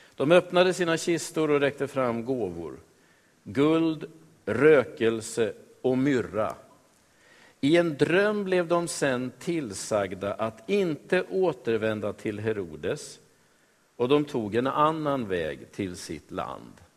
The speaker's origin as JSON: {"language": "Swedish", "town": "Västerås", "region": "Västmanland", "country": "Sweden", "tie": "born or raised there", "said": "Jag är född och uppvuxen i Västerås, jag. Jag har bott i Sverige hela mitt liv."}